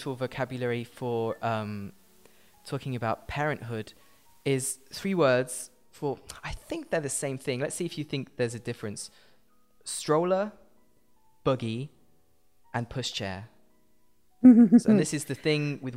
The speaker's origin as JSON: {"language": "English", "region": "England", "country": "United Kingdom", "tie": "born or raised there", "said": "I was born in England."}